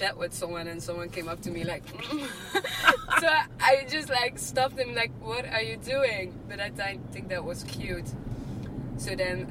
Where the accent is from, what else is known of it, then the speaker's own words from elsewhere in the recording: Amsterdam, North Holland, Netherlands; moved away as an adult; now in Australia; I'm from Amsterdam.